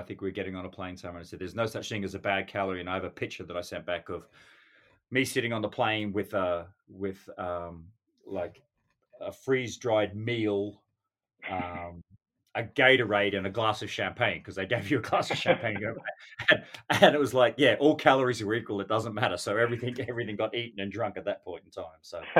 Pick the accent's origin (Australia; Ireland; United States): Australia; Western Australia; Then we hit Perth in Western Australia. And of course, you know, on being Australian on my home territory, I thought I'd have to represent there.